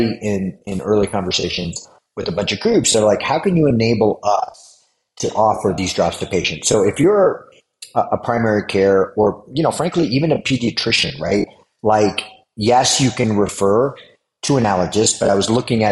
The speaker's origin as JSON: {"language": "English", "town": "New York City", "region": "New York", "country": "United States", "tie": "born or raised there", "also_born_or_lived": "Florida / Michigan", "accent": "New Yorker", "moved": "yes", "said": "I grew up in New York"}